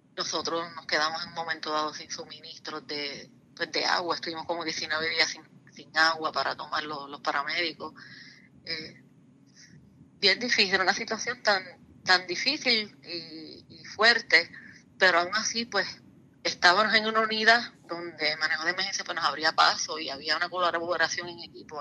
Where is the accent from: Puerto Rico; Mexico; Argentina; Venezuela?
Puerto Rico; Lares; yo soy del pueblo de Lares